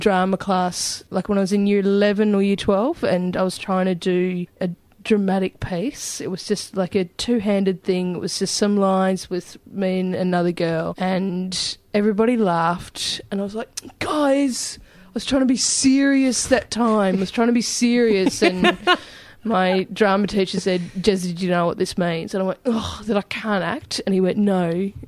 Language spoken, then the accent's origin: English; Albury, New South Wales, Australia; I grew up in Albury, and I worked at the local cinema